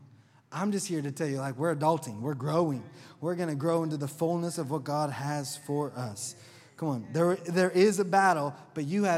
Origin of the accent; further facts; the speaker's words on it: Oklahoma, United States; accent: southern; I'm from Oklahoma